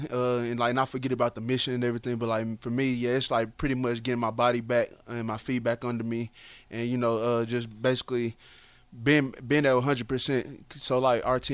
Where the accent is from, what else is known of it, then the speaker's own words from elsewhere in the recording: Dallas, Texas, United States; I'm from Dallas